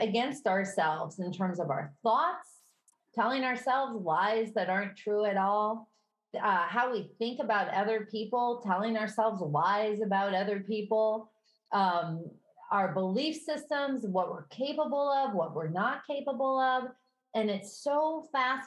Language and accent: English; Midwest, United States; accent: Midwestern; My Midwestern accent